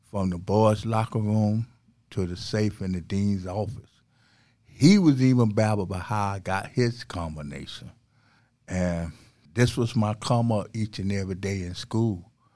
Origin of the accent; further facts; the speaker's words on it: St. Petersburg, Florida, United States; I was born and raised in Saint Petersburg, Florida